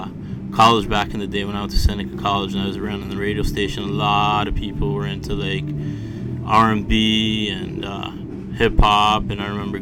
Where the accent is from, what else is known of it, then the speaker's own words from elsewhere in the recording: Toronto, Ontario, Canada; spent the first while of my life, Dufferin and Wilson area. Mm-hmm. Moved down to Willowdale, and I've been downtown for, like, 20-plus years now in the same area, basically.